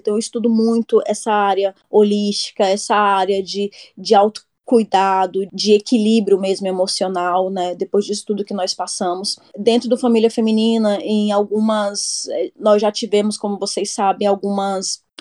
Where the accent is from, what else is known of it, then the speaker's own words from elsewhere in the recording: Brasília, Federal District, Brazil; moved away as an adult; now in Gothenburg, Sweden; sou natural de Brasília, moro aqui na Suécia, na cidade de Gutemburgo